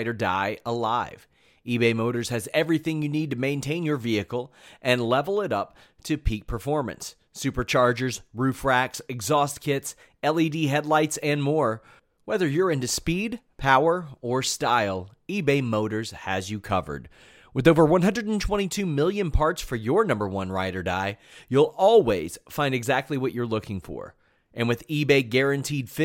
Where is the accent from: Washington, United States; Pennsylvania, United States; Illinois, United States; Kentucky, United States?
Kentucky, United States; Lexington; Kentucky, I'm from Lexington